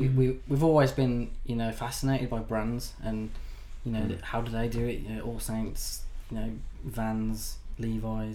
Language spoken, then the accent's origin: English; Birmingham, West Midlands, United Kingdom; we're two guys from Birmingham